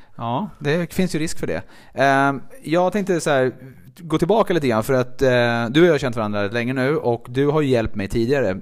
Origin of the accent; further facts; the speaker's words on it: Stockholm, Stockholm County, Sweden; på Södersjukhuset i Stockholm där jag är född